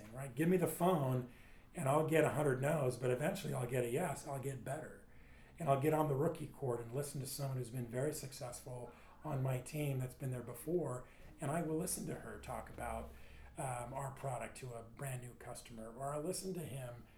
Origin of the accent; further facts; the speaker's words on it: Southern California, United States; My parents immigrated from Sweden. I grew up in Southern California.